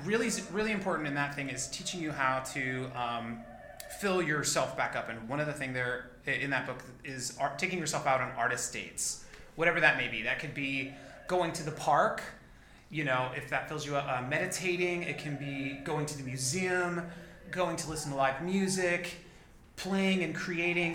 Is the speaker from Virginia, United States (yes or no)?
no; McAllen, Texas, United States; moved away as an adult; also born or lived in Corpus Christi, Texas / Oklahoma City, Oklahoma; I moved to McAllen, Texas, down in the Rio Grande Valley um, which is a border town um, by uh, the Gulf of Mexico and Mexico. Uh, I moved there when I was like in third grade